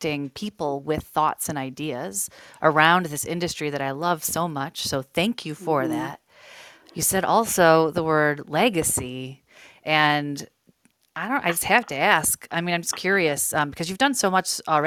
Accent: Illinois, United States; born or raised there

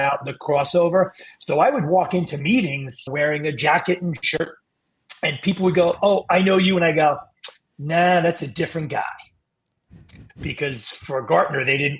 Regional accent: New York City, New York, United States; I grew up in Queens

